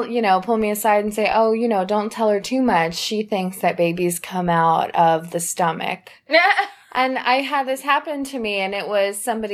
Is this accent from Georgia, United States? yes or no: yes; Georgia, United States; I grew up here in Georgia